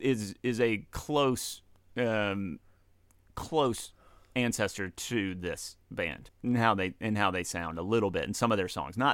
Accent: South of the Mason-Dixon Line, United States; moved away; Just because we are from South of Mason-Dixon Line

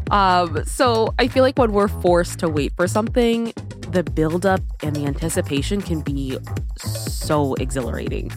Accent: Severna Park, Maryland, United States; the population of Savannah Park, Maryland, where I'm from, is thirty-eight thousand

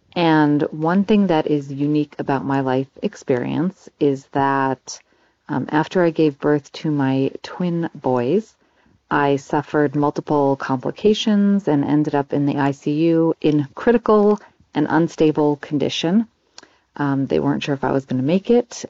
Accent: Los Angeles, California, United States; now in Phoenix, United States; I grew up in Los Angeles.

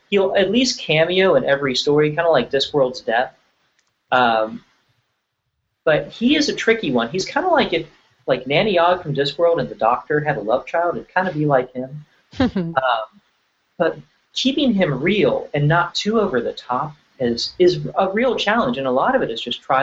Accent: Virginia, United States; I grew up in Virginia

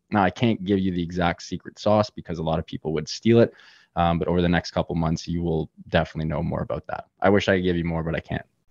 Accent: Toronto, Ontario, Canada; Born and raised in lovely Toronto, Canada

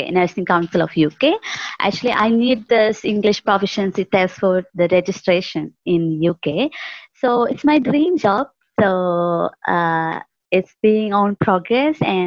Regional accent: Kerala, India; English is a second language; I'm from Kerala, India.

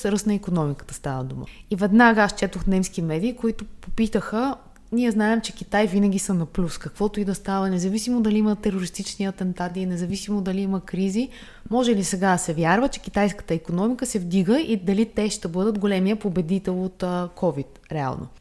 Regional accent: Bulgaria

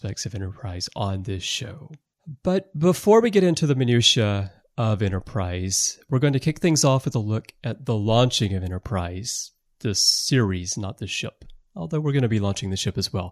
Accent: United States; growing up in America in the 80s

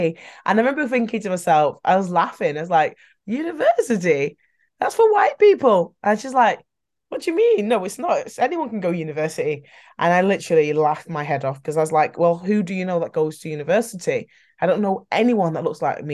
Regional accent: Manchester, North West England, United Kingdom; I am really from Manchester

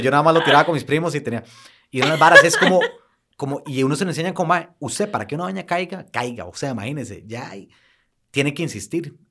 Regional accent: Costa Rica; somos ticos

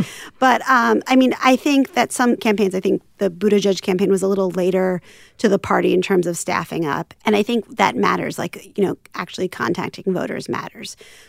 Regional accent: Philadelphia, Pennsylvania, United States; I'm from Philadelphia, so great that you're from Nevada.

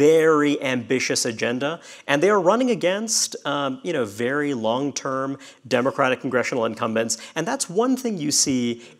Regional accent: New York City, New York, United States; So I'm from New York. Born and raised in Brooklyn

